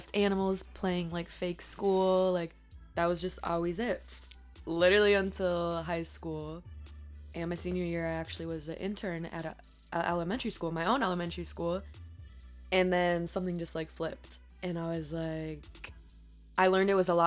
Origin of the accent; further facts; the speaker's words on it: Aurora, Illinois, United States; also born or lived in Minnesota / Puerto Rico / Florida; I grew up mainly in Aurora, Illinois, which is where I still live